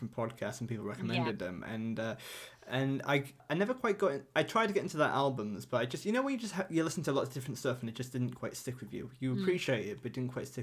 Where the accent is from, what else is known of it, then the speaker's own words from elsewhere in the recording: Yorkshire and the Humber, United Kingdom; accent: thick Northern; I'm from North Yorkshire, and sometimes I have quite a thick Northern accent sometimes as well.